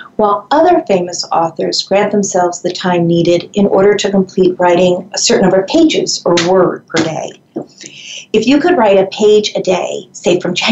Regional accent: Long Island, New York, United States; we grew up out on Long Island in a podunkin' little farm town

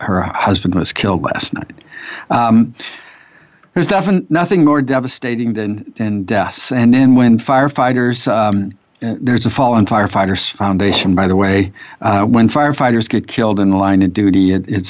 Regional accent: St. Louis, Missouri, United States; I grew up in North St. Louis

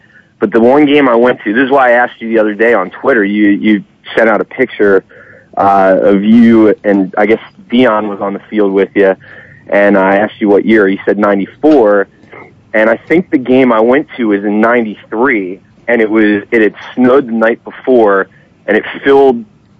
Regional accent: Philadelphia, Pennsylvania, United States; I'm from Philadelphia. I'm a big Philly fan.

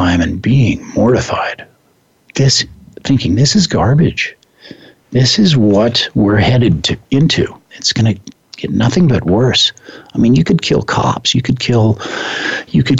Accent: Midwest, United States; I grew up in the Midwest, and firearms were part of the landscape there

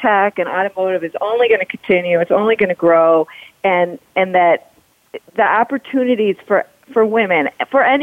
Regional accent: Detroit, Michigan, United States; we're all from here, or Pamela's from Ohio, but there's something special about being a Midwesterner

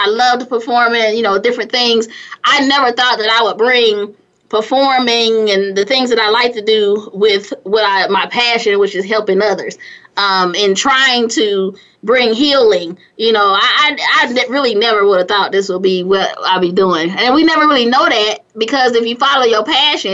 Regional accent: California, United States; also born or lived in Gary, Indiana; now in Atlanta, United States; grew up in California

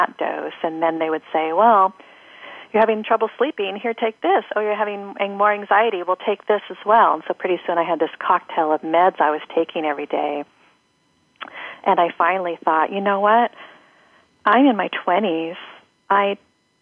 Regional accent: Seattle, Washington, United States; I grew up in Seattle in a dysfunctional household

